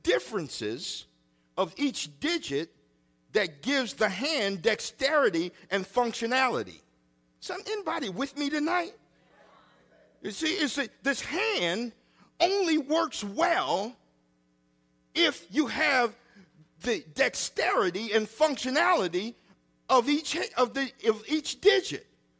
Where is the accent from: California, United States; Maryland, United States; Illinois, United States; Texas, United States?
Illinois, United States; Freeport; I grew up on Madison Street in Freeport, Illinois.